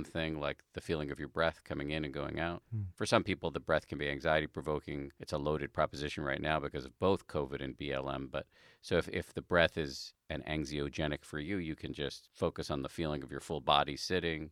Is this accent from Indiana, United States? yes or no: no; Massachusetts, United States; born or raised there